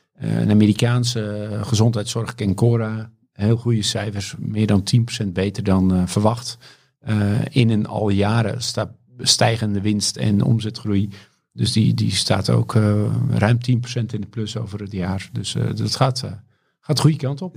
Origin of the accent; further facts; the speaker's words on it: Volendam, North Holland, Netherlands; geboren en getogen in Volendam